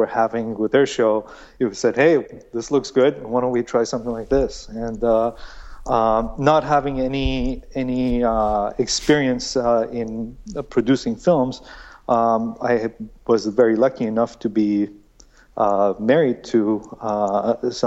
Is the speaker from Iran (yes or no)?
yes; Iran; moved away; I was born in Iran, so we were living in Iran, and I was 4 years old